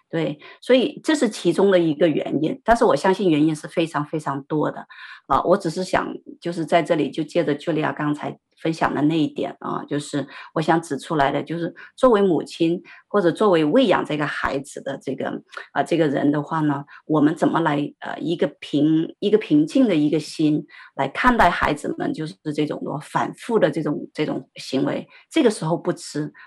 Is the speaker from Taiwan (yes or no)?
no; Sichuan, China; 因为我们是四川人嘛